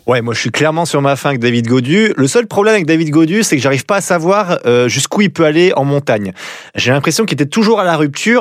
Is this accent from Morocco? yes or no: no; France; en tant que Français